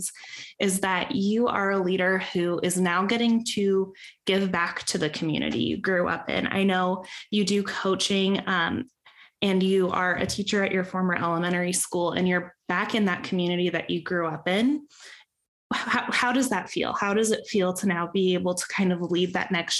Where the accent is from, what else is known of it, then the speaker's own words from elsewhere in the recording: Peoria, Arizona, United States; I grew up in Peoria Unified